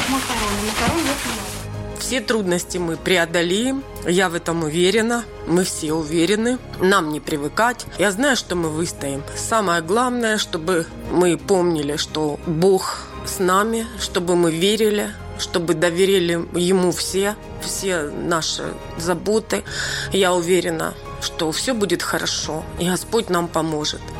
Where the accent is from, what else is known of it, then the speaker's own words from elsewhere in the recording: Donetsk Oblast, Ukraine; Мы приехали из Донецкой Народной Республики.